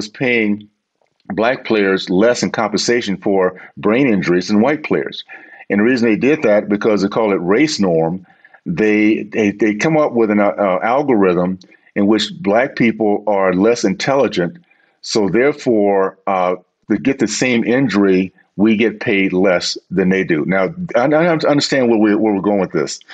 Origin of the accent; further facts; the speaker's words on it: Deep South, United States; I grew up in the Deep South